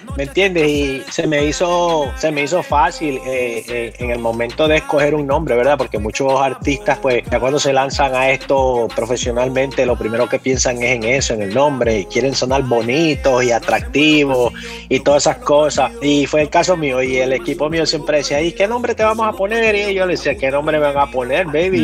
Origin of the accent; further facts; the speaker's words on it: New York City, New York, United States; yo soy nacido aquí, soy nacido aquí en Nueva York, yo nací aquí, me crié en las calles de Nueva York